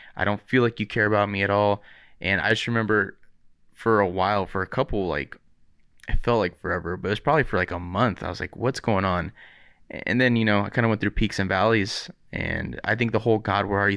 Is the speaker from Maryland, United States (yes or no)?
no; Riverside, California, United States; I grew up in Riverside